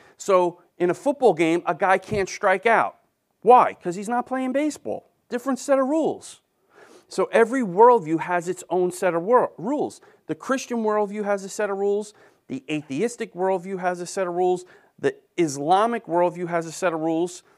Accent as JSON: {"language": "English", "region": "New York", "country": "United States", "said": "I'm from New York."}